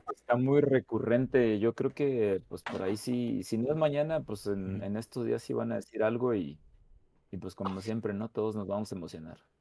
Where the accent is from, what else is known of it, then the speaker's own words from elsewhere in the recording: San Luis Potosí, Mexico; yo soy de San Luis Potosí